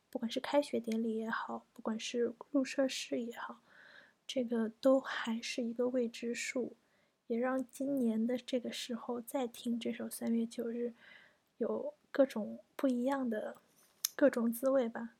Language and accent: Chinese; China; now in Japan; 我们中国人